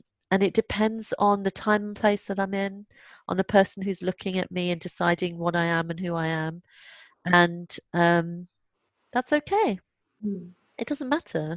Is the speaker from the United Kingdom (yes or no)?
yes; London, United Kingdom; I was born in London and I feel, and I am as British as any other British person who lives in this country